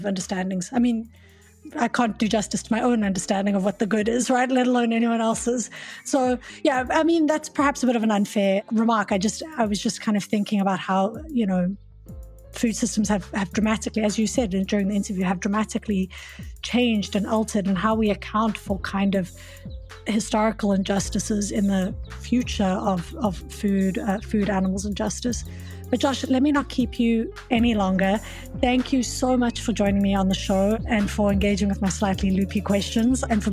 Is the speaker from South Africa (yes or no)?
yes; South Africa; also born or lived in South Korea; now in Canada; I come from South Africa